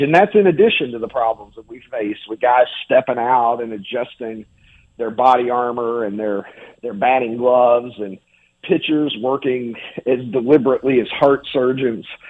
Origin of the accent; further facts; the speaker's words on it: Kentucky, United States; moved away; I grew up in Kentucky.